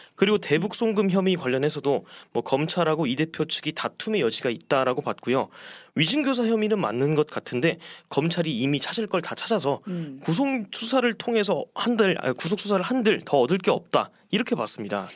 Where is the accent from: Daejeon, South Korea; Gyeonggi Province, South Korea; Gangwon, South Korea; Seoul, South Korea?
Daejeon, South Korea; moved away; 저는 본가가 대전입니다